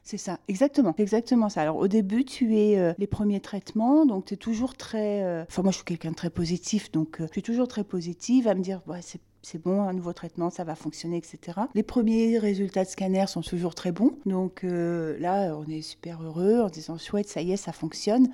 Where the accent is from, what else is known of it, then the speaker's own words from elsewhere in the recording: Limousin, Nouvelle-Aquitaine, France; now in Rouen, France; je suis originaire du Limousin, mes parents vivent là-bas